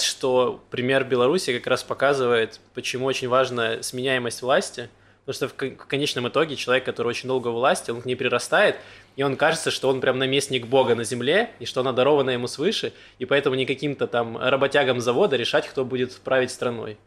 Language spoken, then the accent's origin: Russian; Donetsk, Donetsk Oblast, Ukraine; also born or lived in Mariupol; now in Israel; Я из Донецка